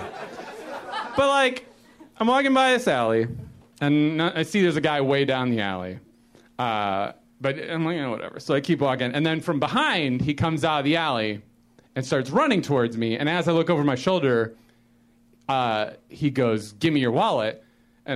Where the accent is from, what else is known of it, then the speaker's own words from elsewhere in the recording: Chicago, Illinois, United States; moved away as an adult; now in Los Angeles, United States; I grew up in Chicago and I lived there my whole life. I only moved here to L.A. in January